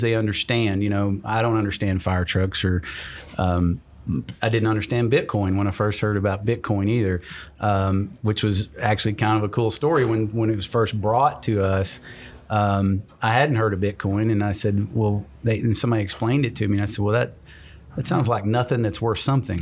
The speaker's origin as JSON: {"language": "English", "region": "Kentucky", "country": "United States", "tie": "born or raised there", "said": "I started a business in my home town"}